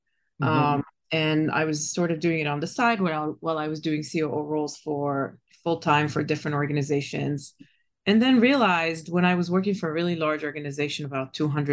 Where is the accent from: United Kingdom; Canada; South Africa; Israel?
Israel; moved away as an adult; now in United States; I was born and raised in Israel and been in tech for about 7 to 10 years before I moved to the States. That was 25 years ago.